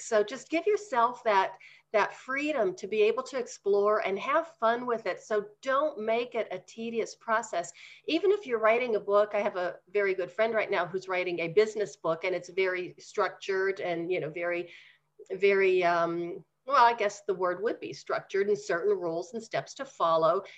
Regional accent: Pennsylvania, United States; now in Denver, United States; back in Pennsylvania.

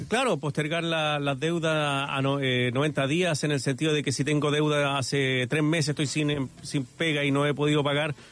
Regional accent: Santiago, Santiago Metropolitan Region, Chile; los que somos de acá de Santiago

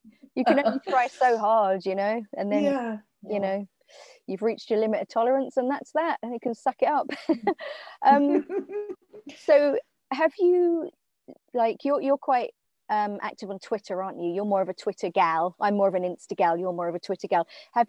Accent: England, United Kingdom; now in Ireland; And obviously being English and working in Ireland

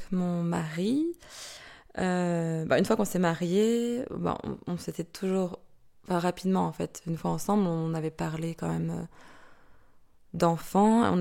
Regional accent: France; moved away as an adult; now in Belgium; j'ai 31 ans, je suis française et ça va faire une dizaine d'années maintenant que je suis en Belgique.

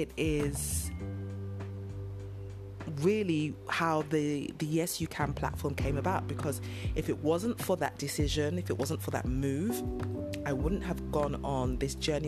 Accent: London, United Kingdom; moved away as an adult; now in Nigeria; I am a British Nigerian. So I was born and raised in London in the UK, and I lived and worked and was educated there

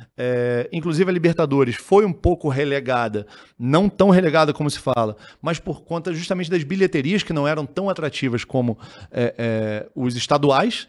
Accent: Petrópolis, Rio de Janeiro, Brazil; Eu sou de Petrópolis

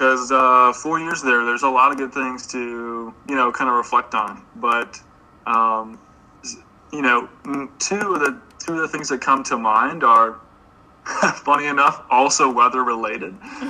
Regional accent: Florida, United States; moved away as an adult; also born or lived in Oswego, New York; now in Pennsylvania, United States; I'm from Florida

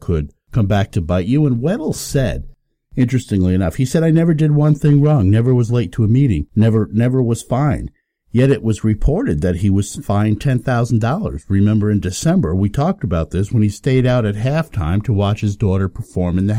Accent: Hudson Valley, New York, United States; We grew up in the Hudson Valley between the Catskills

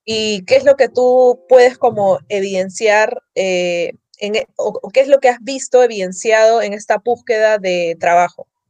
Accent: Peru; mi mirada como peruana

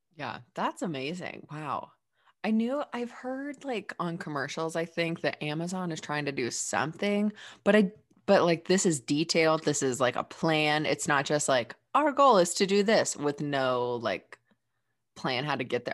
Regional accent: Dayton, Ohio, United States; I'm from Dayton, Ohio, like the birthplace of aviation

